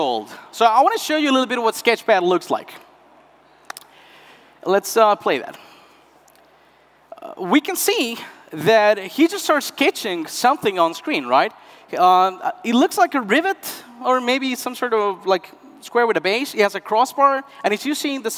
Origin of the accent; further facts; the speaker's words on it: Northwest Argentina, Argentina; moved away; Around 10 years ago, I left my hometown in the heart of the northwest of Argentina